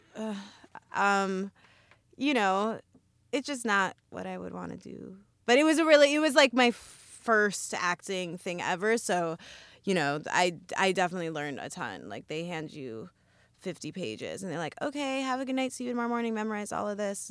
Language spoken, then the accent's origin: English; Evanston, Illinois, United States; now in New York, United States; I grew up in Evanston, Illinois, which is where all the John Hughes movies take place